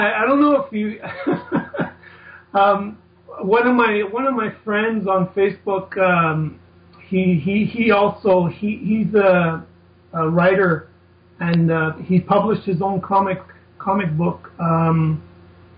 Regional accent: Montreal, Quebec, Canada; a kid growing up in Canada, Montreal, Canada

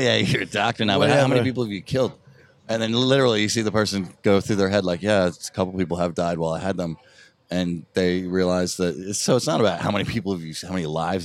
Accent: East Coast, United States; moved away; growing up on the East Coast

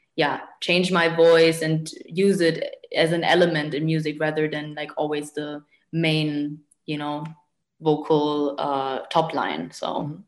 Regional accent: Munich, Bavaria, Germany; moved away as an adult; also born or lived in Arnhem; now in Berlin, Germany; originally, I grew up in Munich

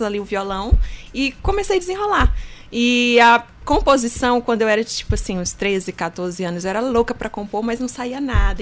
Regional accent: Pedreiras, Maranhão, Brazil; nasci em Pedreiras

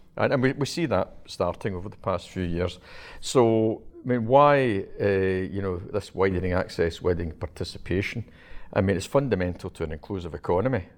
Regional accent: Glasgow, Scotland, United Kingdom; I was brought up in Govan, which is the shipbuilding area of Glasgow

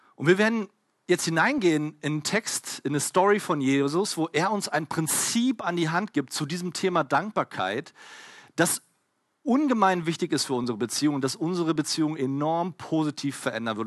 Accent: Berlin, Germany; ich komme halt aus Berlin

